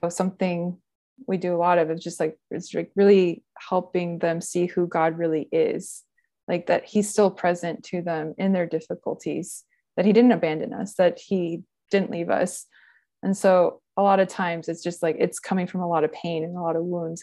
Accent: Gainesville, Florida, United States; also born or lived in Ohio; I grew up in Gainesville, Florida

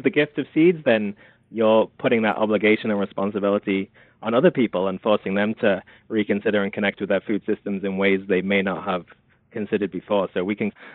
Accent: England, United Kingdom; moved away as an adult; also born or lived in South Carolina; now in United States; Growing up in England

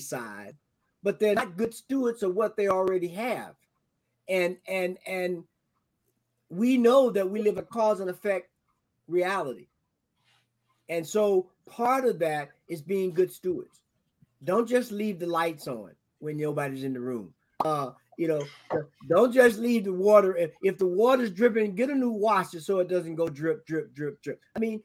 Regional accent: the South, United States; I'm from the South

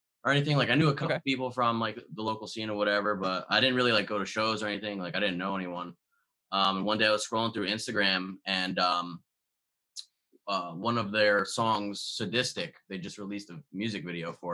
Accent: Bergen County, New Jersey, United States; now in Athens, United States; I'm from Bergen County, New Jersey. And now I'm here.

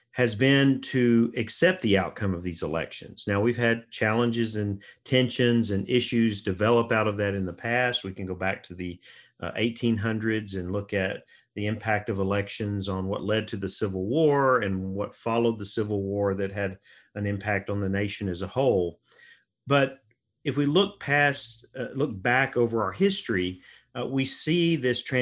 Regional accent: United States; our identity as Americans

